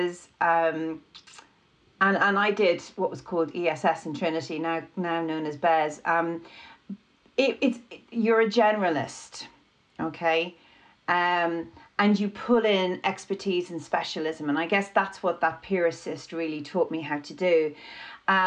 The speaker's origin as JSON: {"language": "English", "country": "Ireland", "said": "being Irish"}